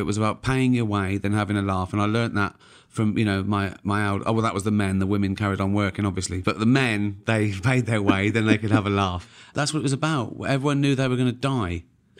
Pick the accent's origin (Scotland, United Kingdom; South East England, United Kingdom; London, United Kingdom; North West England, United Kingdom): South East England, United Kingdom; Reading; born there; I was born in Whitley Estate in Reading. It was a poor working class estate. I was born in early 60s.